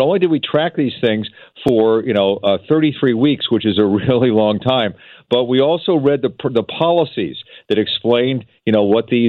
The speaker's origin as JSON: {"language": "English", "town": "Philadelphia", "region": "Pennsylvania", "country": "United States", "tie": "born or raised there", "said": "I grew up in Philadelphia"}